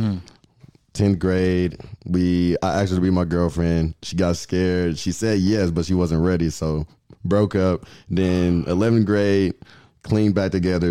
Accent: Riverdale, Georgia, United States; I'm from Riverdale

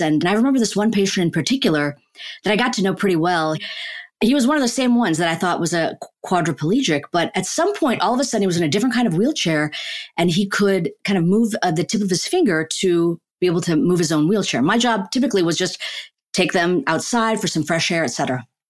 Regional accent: Chicago, Illinois, United States; also born or lived in Ahmedabad, India; So we moved to Chicago, the suburbs of Chicago. I grew up in Chicago

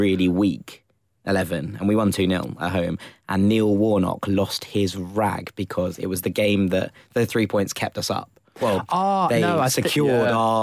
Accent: London, United Kingdom; I come from Landon

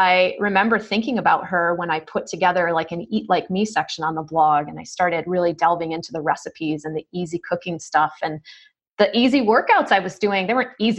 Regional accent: New York, United States; I'm from New York

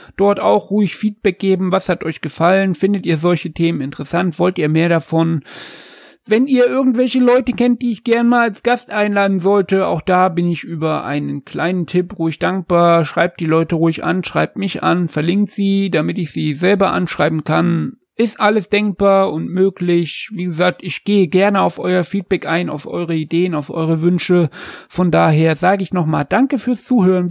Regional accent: Jena, Thuringia, Germany; Sein Geburtsort ist nahe meinem Geburtsort, seiner ist Erfurt, meiner ist Jena

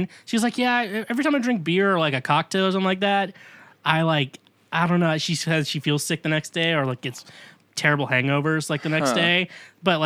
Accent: Kansas City, Kansas, United States; now in Nashville, United States; I'm technically from the Kansas side, Rock Chalk.

